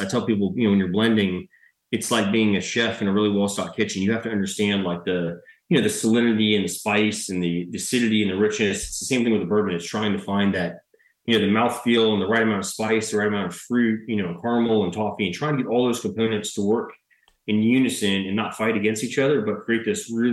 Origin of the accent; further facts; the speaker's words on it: Mississippi, United States; Mississippi, my home state